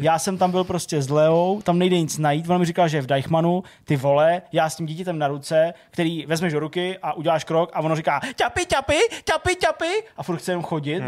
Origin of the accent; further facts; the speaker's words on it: Plzeň, Plzeň Region, Czechia; u nás v Plzni